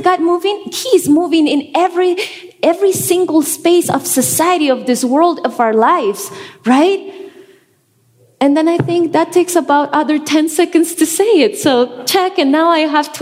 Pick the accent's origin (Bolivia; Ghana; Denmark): Bolivia; La Paz; moved away as an adult; now in Denver, United States; I was born and raised in La Paz, Bolivia.